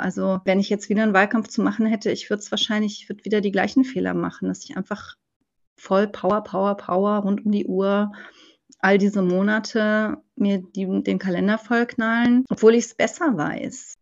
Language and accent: German; Cologne, North Rhine-Westphalia, Germany; moved away; ich bin gebürtige Kölnerin, aber ich lebe mein halbes Leben in Rheinland-Pfalz